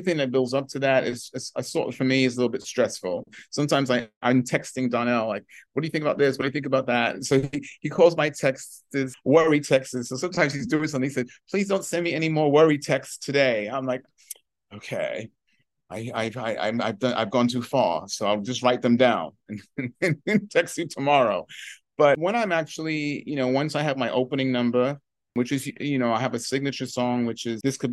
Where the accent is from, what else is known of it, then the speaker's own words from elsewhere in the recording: London, United Kingdom; moved away; the same area I grew up in England, which is an area called Tottenham